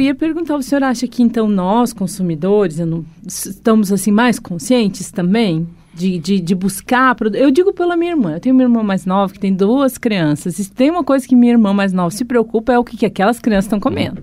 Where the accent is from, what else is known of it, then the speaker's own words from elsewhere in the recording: Gaúcha, Rio Grande do Sul, Brazil; eu sou gaúcha